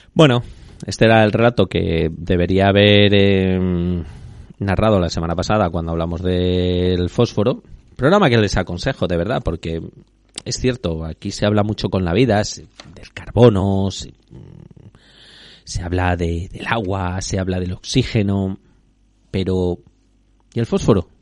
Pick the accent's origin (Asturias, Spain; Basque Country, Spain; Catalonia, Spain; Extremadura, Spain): Extremadura, Spain; en mi tierra en Extremadura